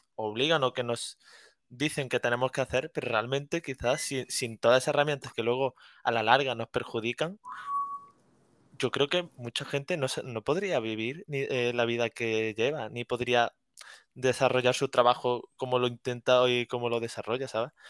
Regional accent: Córdoba, Andalusia, Spain; moved away as an adult; now in Granada, Spain; soy de Córdoba, aunque ahora mismo me encuentro viviendo en Granada

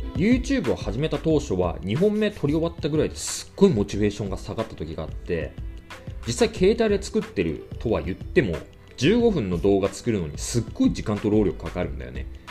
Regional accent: Tochigi, Japan; moved away as an adult; also born or lived in Toronto, Canada; now in Canada; たまになまりますが、栃木出身です。

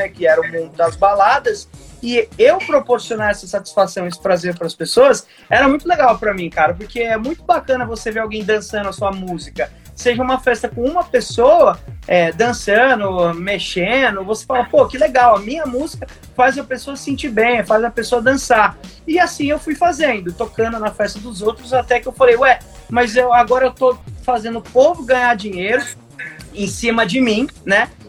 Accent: Indaiatuba, São Paulo, Brazil; eu sou nascido e criado em Dayatuba e não tem como a gente é, não ter tido a influência da gloriosa Zoff aqui na cidade, né?

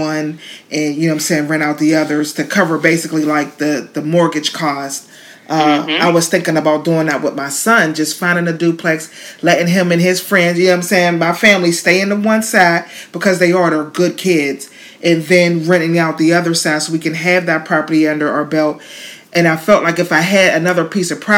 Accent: Pittsburgh, Pennsylvania, United States; moved away as an adult; now in Florida, United States; I live in Florida now and not back home. Because back home, you know, because I'm from Pittsburgh, Pennsylvania

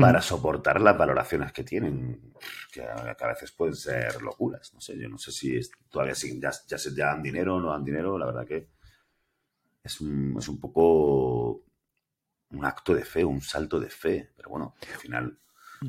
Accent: Granada, Andalusia, Spain; yo soy andaluz, soy granadino, eh, tengo 46 años

